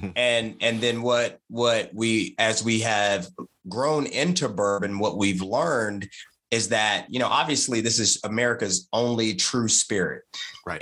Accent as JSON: {"language": "English", "town": "Martinsville", "region": "Virginia", "country": "United States", "tie": "born or raised there", "said": "I'm from Martinsville, Virginia"}